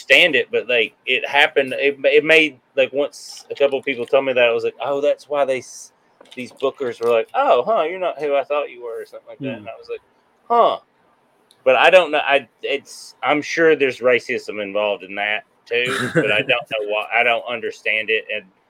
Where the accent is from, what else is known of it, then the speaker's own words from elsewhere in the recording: Nashville, Tennessee, United States; I grew up in Nashville